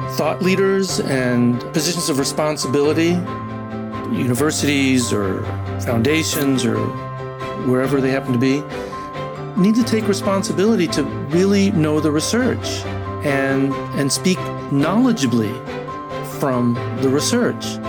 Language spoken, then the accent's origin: English; Argentina; first language Spanish; English is a second language; moved away; also born or lived in San Antonio, Texas; I'm originally from Argentina, so Spanish is actually my first language